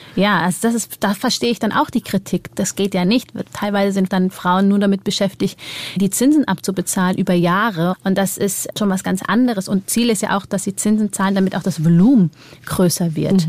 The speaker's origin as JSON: {"language": "German", "country": "Germany", "said": "bei uns in Deutschland"}